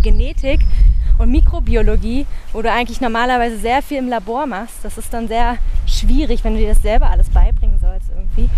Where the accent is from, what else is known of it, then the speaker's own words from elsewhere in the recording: Berlin, Germany; now in Denmark; Und ich komme ja eigentlich aus Berlin, also aus einer sehr großen Stadt